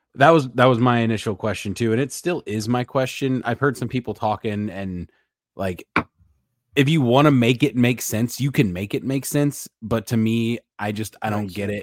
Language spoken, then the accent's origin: English; St. Louis, Missouri, United States; we're from St. Louis